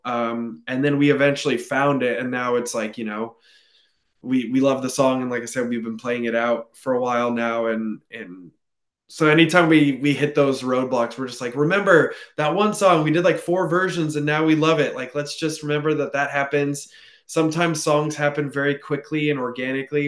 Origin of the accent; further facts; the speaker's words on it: California, United States; now in Portland, United States; I grew up in California